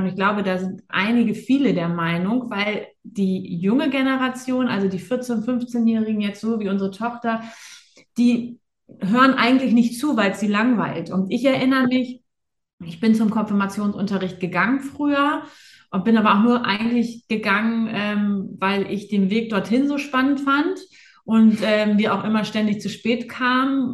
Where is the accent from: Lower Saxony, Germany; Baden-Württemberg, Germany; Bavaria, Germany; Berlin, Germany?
Lower Saxony, Germany; Buchholz in der Nordheide; ich bin ja in Buchholz in der Nordheide äh, groß geworden